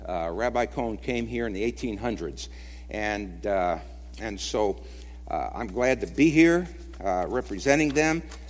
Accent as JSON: {"language": "English", "town": "Brooklyn", "region": "New York", "country": "United States", "also_born_or_lived": "California", "said": "Also, we moved here to Kentucky a couple of years ago from California, and prior to that, I'm originally from Brooklyn, but lived most of my life in California."}